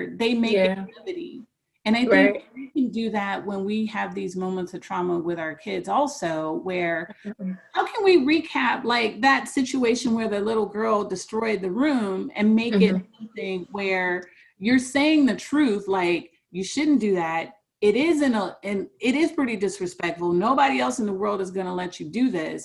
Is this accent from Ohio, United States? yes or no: yes; Cleveland, Ohio, United States; I grew up in Cleveland, going mm-hmm. to East Cleveland Public Schools at the height of the crack era